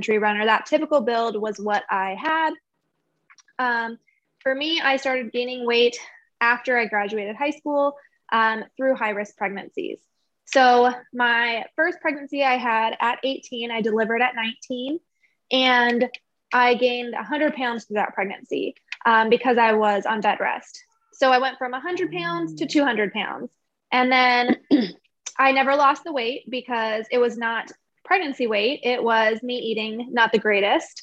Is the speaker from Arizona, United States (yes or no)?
yes; Arizona, United States; I have lived here my whole life. So same as Kennedy, born and raised in Arizona